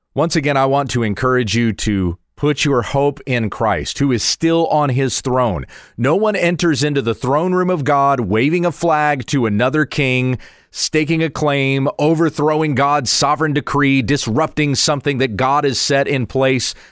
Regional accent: United States; I'm a proud American citizen

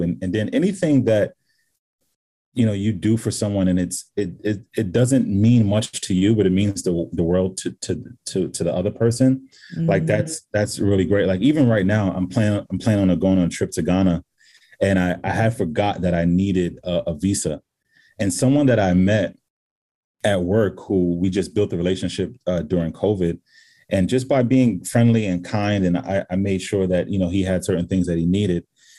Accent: Senegal; I'm from Senegal. You're going to my country. I'm going to make sure you're taken care of.

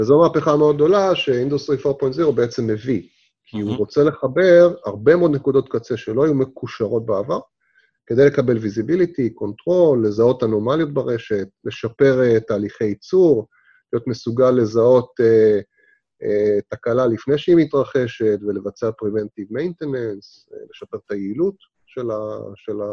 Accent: Israel; לנו כישראלים זה כאילו מובן מאליו, זה ב-DNA שלנו

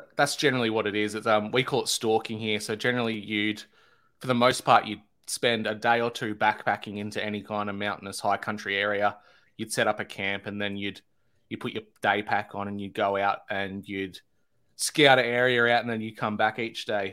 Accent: Australia

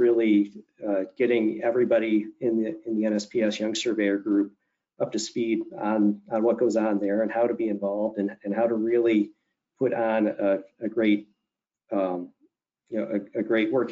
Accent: Southeast Michigan, United States; moved away as an adult; also born or lived in Ohio / Washington, D.C.; I grew up here in Southeast Michigan

